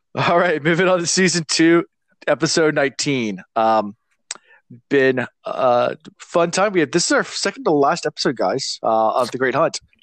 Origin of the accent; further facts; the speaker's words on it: Virginia, United States; being from Virginia